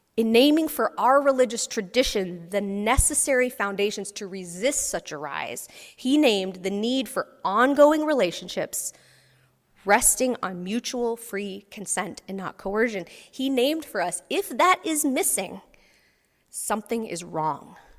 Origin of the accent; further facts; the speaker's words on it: Texas, United States; I grew up in Texas